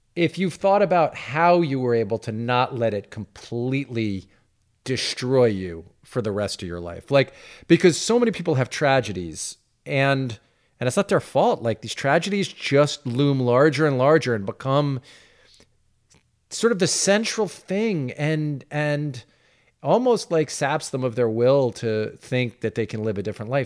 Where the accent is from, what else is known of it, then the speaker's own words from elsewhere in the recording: Roslyn, New York, United States; growing up in Roslyn